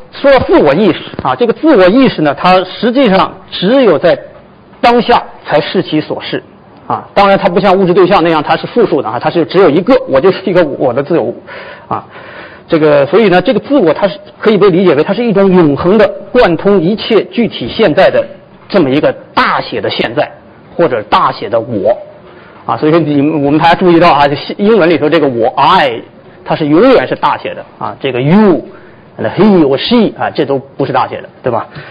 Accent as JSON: {"language": "Chinese", "country": "China", "also_born_or_lived": "United States", "moved": "as an adult", "said": "我们中国人"}